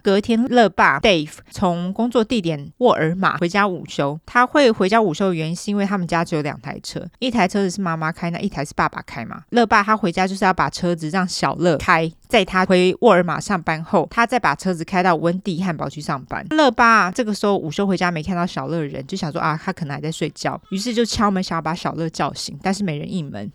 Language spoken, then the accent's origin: Chinese; Taiwan; 我们台湾人